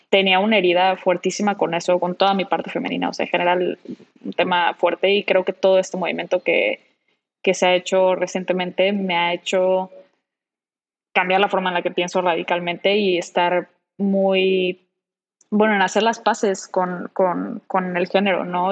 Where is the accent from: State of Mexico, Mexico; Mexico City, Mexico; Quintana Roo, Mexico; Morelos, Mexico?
Quintana Roo, Mexico; Cancún; moved away; venirme a Cancún, que es en donde yo nací y crecí